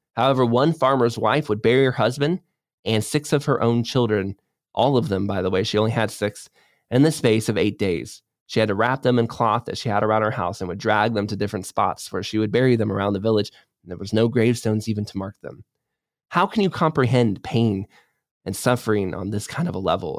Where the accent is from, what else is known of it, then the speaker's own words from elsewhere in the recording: United States; as an American